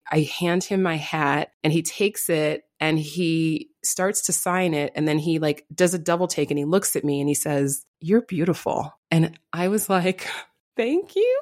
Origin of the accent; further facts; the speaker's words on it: New York City, New York, United States; I'm from the Bronx, and in fact, I grew up in the neighborhood of Yankee Stadium